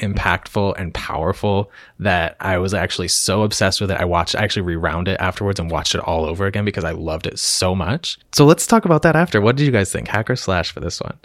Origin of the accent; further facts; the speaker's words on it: Lancaster, Pennsylvania, United States; I am from Lancaster, Pennsylvania